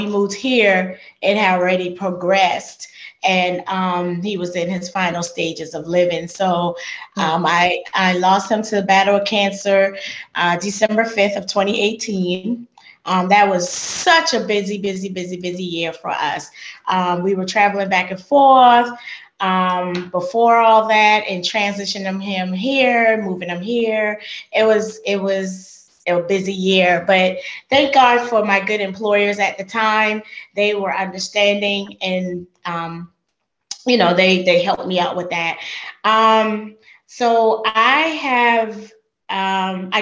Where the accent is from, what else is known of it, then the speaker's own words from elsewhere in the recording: Charleston, South Carolina, United States; moved away as an adult; now in Georgia, United States; I'm not from Georgia. I've only been to Georgia 5 years. I'm from Charleston, South Carolina